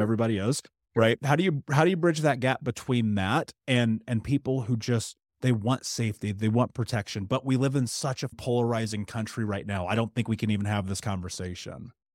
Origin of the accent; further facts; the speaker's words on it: United States; growing up in America being biracial.